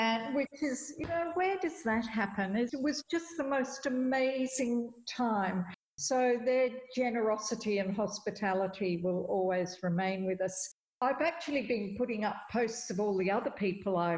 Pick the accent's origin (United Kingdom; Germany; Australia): Australia; Perth, Western Australia; I'm from Perth, and we were both in Boston